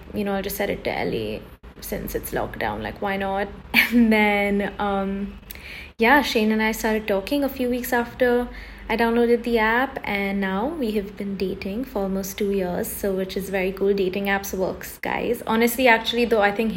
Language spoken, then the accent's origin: English; India; moved away; also born or lived in Los Angeles, United States; I'm Indian